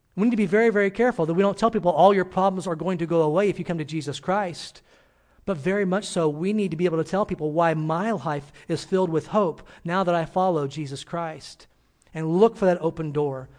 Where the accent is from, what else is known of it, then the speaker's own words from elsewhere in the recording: Illinois, United States; moved away as an adult; I'm from Illinois, and, uh, grew up there